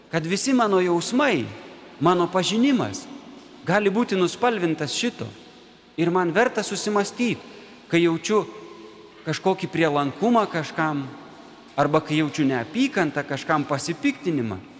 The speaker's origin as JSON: {"language": "Lithuanian", "country": "Lithuania", "said": "mes esam krikščionys. Tai didelė malonė. Kitas atsakymas bus, kad mes esam lietuviai. Tie, kurie myli Lietuvą, tie, kuriems buvo dovanota čia gimti ar čia gyventi."}